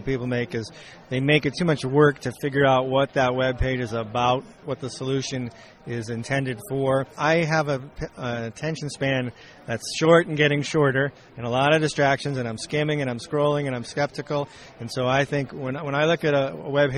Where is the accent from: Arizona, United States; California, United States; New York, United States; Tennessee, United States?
California, United States; I'm a Californian